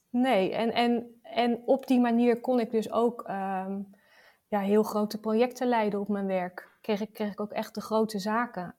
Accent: Rotterdam, South Holland, Netherlands; Ik, ik kom uit Rotterdam

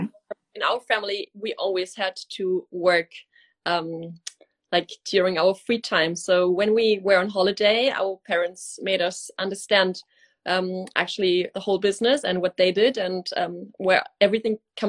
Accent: Alsheim, Rhineland-Palatinate, Germany; at the age of 19, I could not imagine being in Alsheim, like this very small town where we are located, for the rest of my life

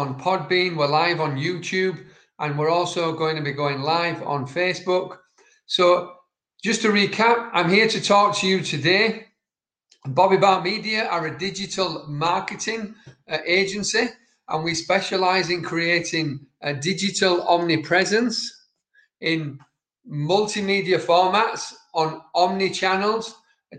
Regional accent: Yorkshire and the Humber, United Kingdom; I'm from Yorkshire, and certain words that we speak cannot be understood by Siri.

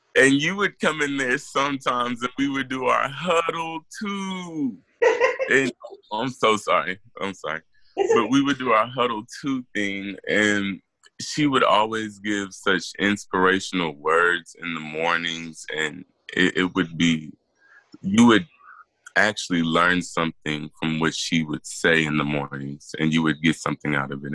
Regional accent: Killeen, Texas, United States; we're from Killeen, Texas

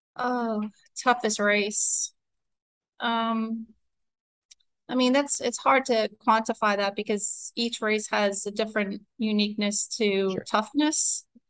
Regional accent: New York City, New York, United States; I grew up in New York. Um, I'm a city city person.

